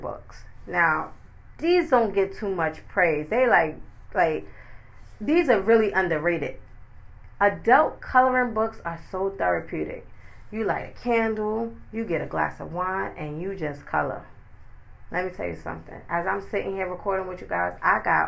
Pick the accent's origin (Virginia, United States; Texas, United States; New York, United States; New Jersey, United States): New York, United States; New York City; I'm from New York City